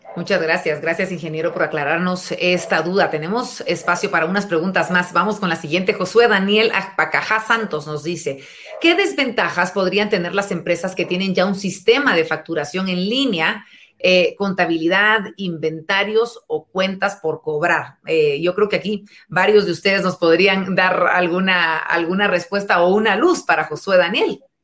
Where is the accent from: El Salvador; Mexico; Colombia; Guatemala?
Guatemala